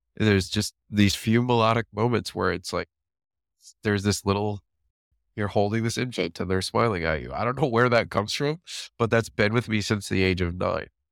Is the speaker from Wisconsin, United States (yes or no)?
yes; Waukesha, Wisconsin, United States; I grew up in Waukesha, Wisconsin. That's where most of my growing up was.